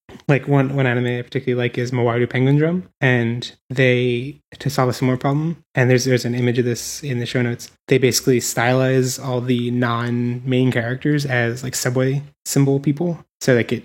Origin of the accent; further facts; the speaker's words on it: Philadelphia, Pennsylvania, United States; now in San Francisco, United States; we're both from Philadelphia